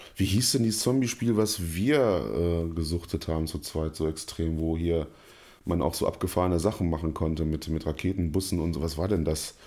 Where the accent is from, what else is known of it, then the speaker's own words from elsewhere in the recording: Germany; als Deutscher